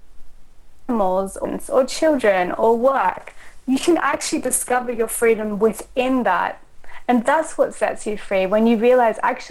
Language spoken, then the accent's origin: English; Australia; also born or lived in Austria; I was born in Austria. And when I was six, my mother married a German man and they moved to Australia.